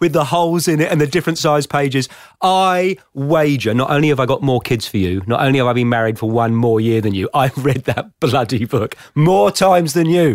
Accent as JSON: {"language": "English", "town": "Plymouth", "region": "South West England", "country": "United Kingdom", "tie": "born or raised there", "also_born_or_lived": "Somerset", "moved": "yes", "lives_now": "Australia", "said": "I was born in Plymouth"}